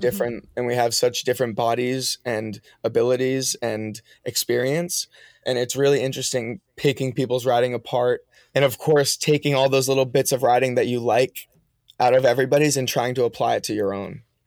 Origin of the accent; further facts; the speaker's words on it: Massachusetts, United States; also born or lived in Maine; I grew up in Massachusetts going to school